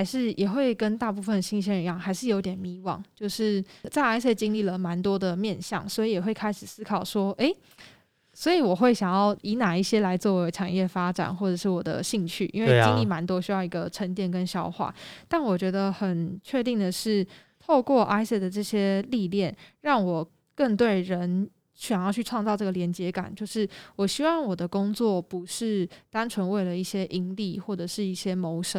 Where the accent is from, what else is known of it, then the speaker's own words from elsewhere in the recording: Taiwan; 整个学校只有我一个台湾人，然后有时候可能上到历史课、政治课就会比较敏感一点